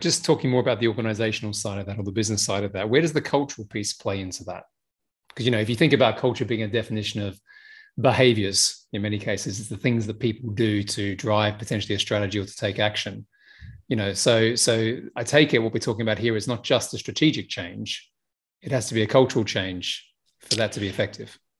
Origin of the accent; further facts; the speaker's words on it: Australia; now in United Kingdom; I'm Australian, right? You know, I may live in the UK and I'm in Dubai right now